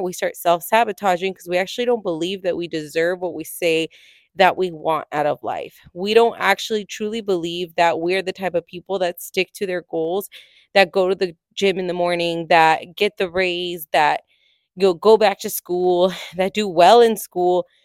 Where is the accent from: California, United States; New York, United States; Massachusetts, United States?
California, United States; moved away as an adult; I am originally from California, lived there my entire life, set my roots there